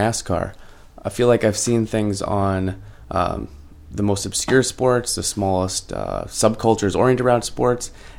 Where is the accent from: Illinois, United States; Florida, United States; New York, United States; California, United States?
New York, United States; small rural town in; growing up in a small rural town in New York